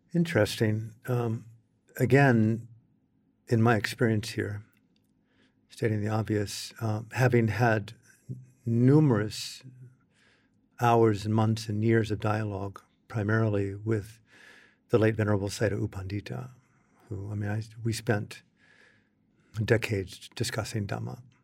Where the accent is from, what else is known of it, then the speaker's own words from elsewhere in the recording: United States; as an American in the cultural setting that I came from